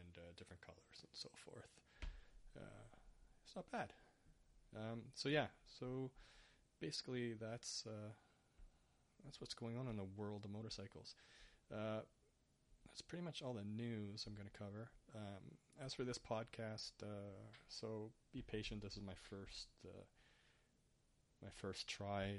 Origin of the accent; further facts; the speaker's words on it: Canada; first language English; I'm Canadian